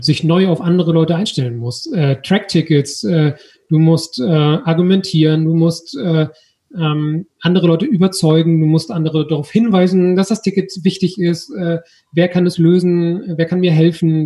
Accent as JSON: {"language": "German", "country": "Germany", "said": "wir eben als Deutsche"}